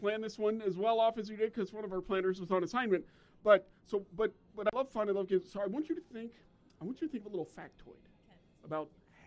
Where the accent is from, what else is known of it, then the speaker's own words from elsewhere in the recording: United States; I'm American